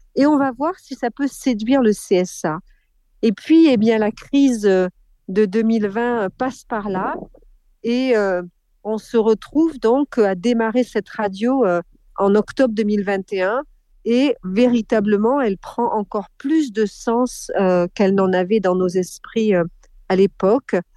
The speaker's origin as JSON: {"language": "French", "area": "Corrèze", "region": "Nouvelle-Aquitaine", "country": "France", "tie": "born or raised there", "said": "je suis née en Corrèze"}